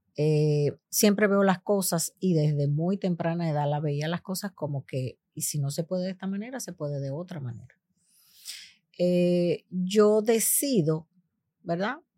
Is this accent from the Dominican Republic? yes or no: yes; Dominican Republic; now in United States; Yo nací en los Estados Unidos y me crié gran parte de mi tiempo en República Dominicana, porque soy hija de padre dominicano y madre puertorriqueña